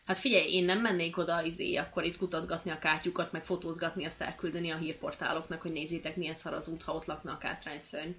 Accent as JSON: {"language": "Hungarian", "town": "Kisköz", "country": "Hungary", "said": "én egy kis faluból származom"}